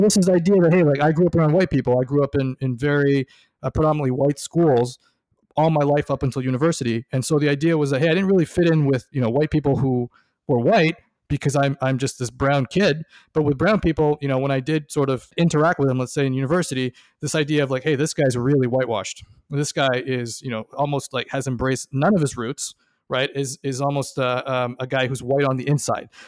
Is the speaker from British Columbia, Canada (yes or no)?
no; Toronto, Ontario, Canada; me growing up in Toronto in the nineties